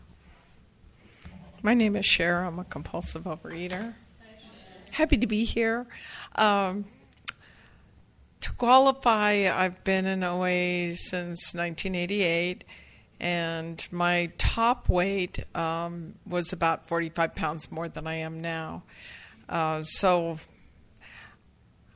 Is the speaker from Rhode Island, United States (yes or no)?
no; the Bay Area, California, United States; I grew up here in the Bay Area, and I lived in the same house for 17 years